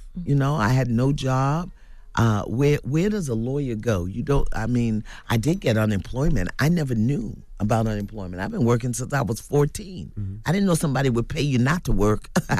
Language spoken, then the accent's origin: English; Brooklyn, New York, United States; Because I came from Brooklyn, from dysfunction, from brokenness and pain, and I had no models ahead of me.